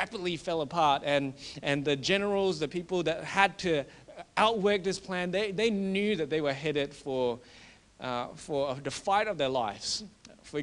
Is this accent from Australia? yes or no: yes; Australia; being an Australian